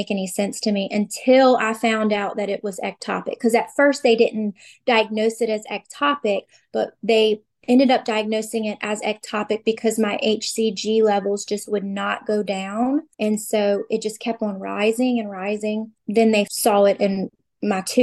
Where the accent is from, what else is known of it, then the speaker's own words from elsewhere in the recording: Louisiana, United States; I am 33 from Louisiana